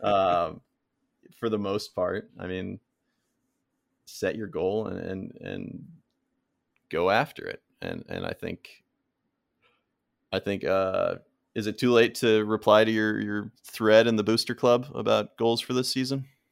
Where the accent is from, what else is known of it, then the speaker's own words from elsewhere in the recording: Florida, United States; I grew up in Florida